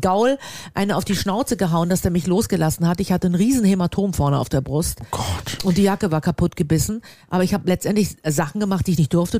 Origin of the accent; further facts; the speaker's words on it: Germany; ich bin ja an der Ostsee groß geworden